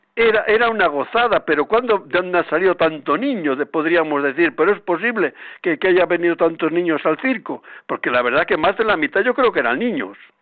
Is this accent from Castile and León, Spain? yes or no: yes; Palencia, Castile and León, Spain; now in Madrid, Spain; Hace días he estado por mi tierra de Palencia